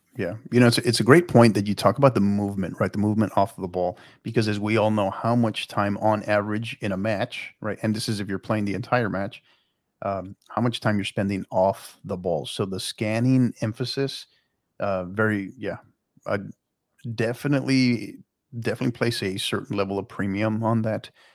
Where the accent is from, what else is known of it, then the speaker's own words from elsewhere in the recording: El Paso, Texas, United States; now in San Antonio, United States; I'm originally from El Paso